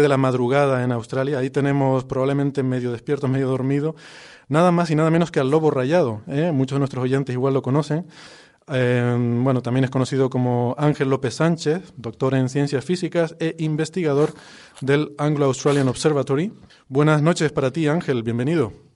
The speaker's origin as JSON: {"language": "Spanish", "town": "Icod de los Vinos", "region": "Canary Islands", "country": "Spain", "tie": "born or raised there", "said": "es mi pueblo natal. de hecho, la casa de mis padres, donde yo crecí, está bueno, a menos de 50 metros de este estudio"}